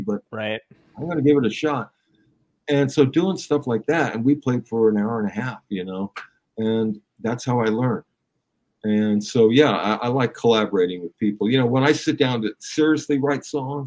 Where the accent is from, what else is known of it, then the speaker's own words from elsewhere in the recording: Downey, California, United States; also born or lived in Studio City; where I grew up in Downey, in those days, not in yours, it was full of great musicians, kid musicians.